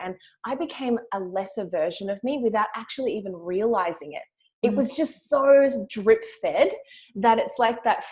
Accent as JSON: {"language": "English", "town": "Melbourne", "region": "Victoria", "country": "Australia", "accent": "Australian", "moved": "yes", "said": "I'm also from Australia. You can hear from my accent."}